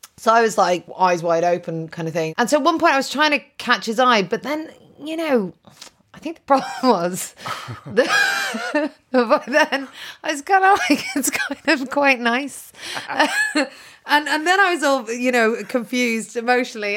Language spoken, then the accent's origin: English; Ireland; I'm Irish